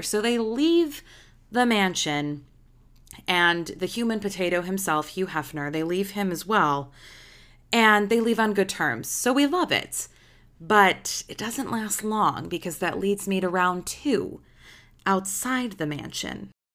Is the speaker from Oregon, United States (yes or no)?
no; Illinois, United States; I'm from Illinois